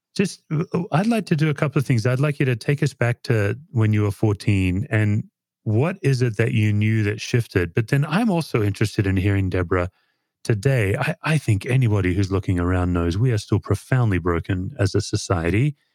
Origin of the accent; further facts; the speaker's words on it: Australia; now in United States; I'm an Aussie